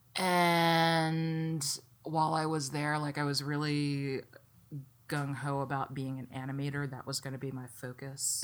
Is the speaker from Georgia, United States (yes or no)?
no; Pasadena, Maryland, United States; moved away as an adult; also born or lived in Philadelphia; now in Los Angeles, United States; growing up in Maryland